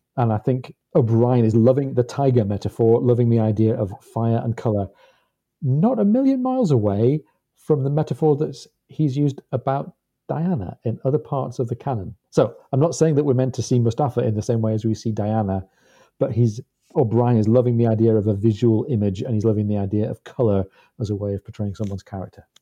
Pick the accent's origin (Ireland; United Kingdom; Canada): United Kingdom; as a British person